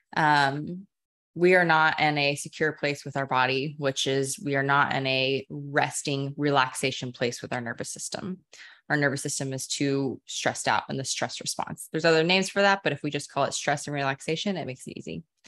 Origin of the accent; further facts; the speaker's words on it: Dallas, Texas, United States; now in Austin, United States; born and raised Texan. I grew up in Dallas